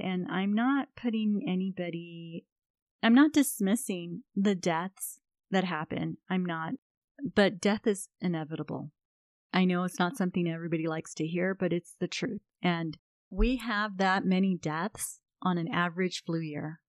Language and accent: English; United States; I'm an American